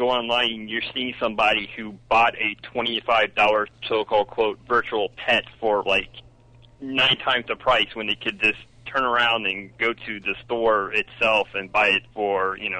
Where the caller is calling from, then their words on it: Melbourne, Florida, United States; Call from Melbourne, Florida.